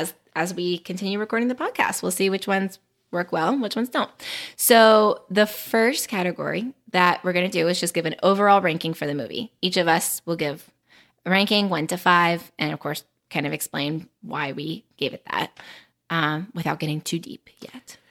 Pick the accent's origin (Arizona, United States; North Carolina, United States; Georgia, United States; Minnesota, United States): North Carolina, United States; I am from North Carolina in the United States of America.